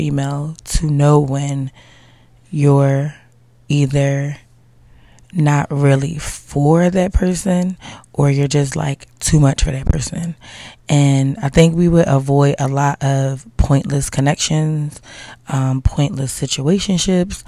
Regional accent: Philadelphia, Pennsylvania, United States; I'm like from Philly

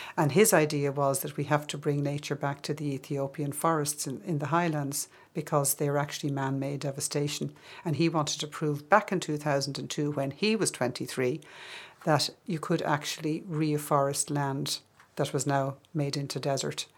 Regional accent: Curragh Plains, County Kildare, Ireland; also born or lived in Chicago / West Cork; now in London, United Kingdom; I grew up, first of all, on the edge of the Curragh Plains

